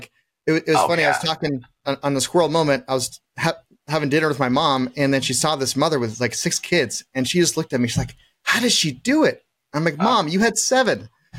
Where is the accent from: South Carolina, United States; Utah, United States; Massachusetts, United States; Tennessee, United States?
Utah, United States; Ogden; Well, I'm from Utah, Ogden, Utah. I've been here all my life. I lived out of the country for a couple of years, but I grew up here. And I mean, to humble means, right?